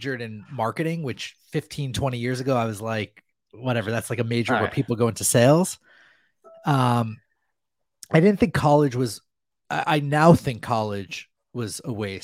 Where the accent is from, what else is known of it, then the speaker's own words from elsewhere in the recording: New Jersey, United States; growing up in New Jersey